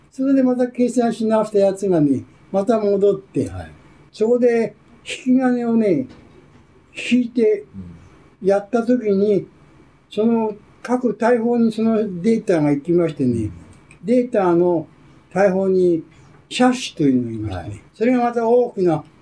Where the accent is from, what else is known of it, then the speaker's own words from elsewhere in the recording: Nagaoka, Niigata, Japan; also born or lived in Asakusa, Tokyo; now in Sayama, Japan; 私は新潟県ですからね。はい、新潟県の長岡という町